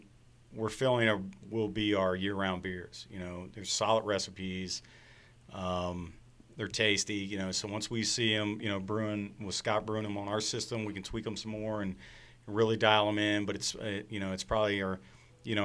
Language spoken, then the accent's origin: English; Frederick, Maryland, United States; I was born and raised in Frederick. I'm like sixth generation in the city